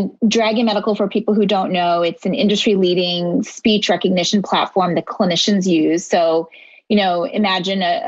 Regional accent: Philadelphia, Pennsylvania, United States; also born or lived in India; I was actually born in India, but I grew up in Philadelphia

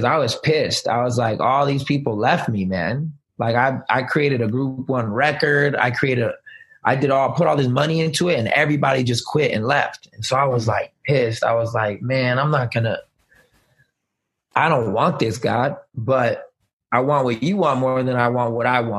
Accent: Germany; moved away; also born or lived in Kansas / Texas / Florida; I mean, my dad was in the military, so I kind of grew up everywhere. I was born and raised in Germany and moved to the States. I was in Kansas, Texas, and then he finally retired in Florida.

